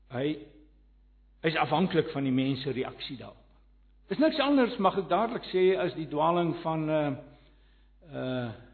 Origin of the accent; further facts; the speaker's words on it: Johannesburg, Gauteng, South Africa; ek kom van Johannesburg af.